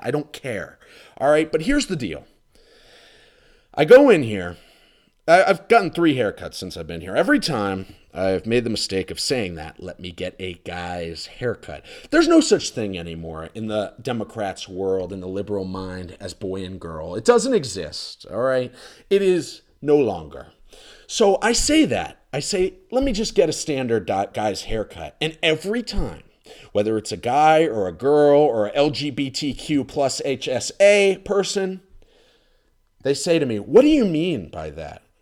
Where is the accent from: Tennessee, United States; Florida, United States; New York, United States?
Florida, United States; moved away as an adult; I'm from Florida